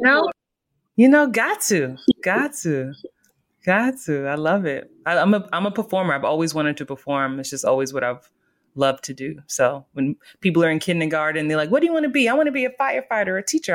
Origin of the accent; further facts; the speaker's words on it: New York City, New York, United States; growing up in the Bronx